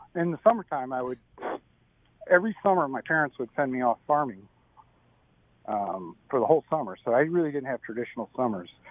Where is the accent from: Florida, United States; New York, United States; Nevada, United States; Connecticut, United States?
New York, United States; Syracuse; moved away as an adult; also born or lived in California; I'm from Syracuse, New York. I grew up there. Um, I was there until about I was 21